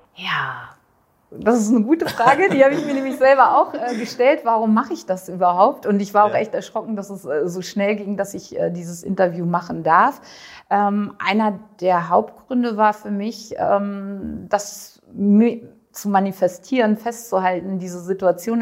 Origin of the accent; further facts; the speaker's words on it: Düsseldorf, North Rhine-Westphalia, Germany; komme aus äh, Düsseldorf und mhm. bin 48 Jahre alt